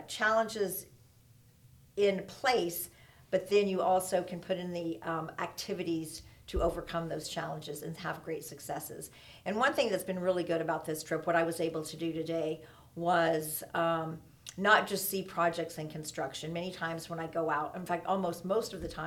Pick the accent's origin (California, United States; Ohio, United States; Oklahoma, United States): Oklahoma, United States; Oklahoma City; moved away as an adult; also born or lived in Lubbock, Texas / Kansas City / San Francisco / Sacramento; I was born in Lubbock, but moved away before I was one. So literally grew up in Oklahoma City all of my life